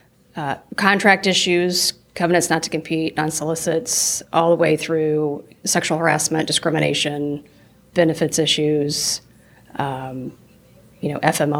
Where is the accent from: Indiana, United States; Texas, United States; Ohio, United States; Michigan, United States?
Indiana, United States; Muncie; also born or lived in Columbus, Indiana; I was born in Columbus, Indiana. I spent most of my childhood and young adulthood growing up in Muncie, Indiana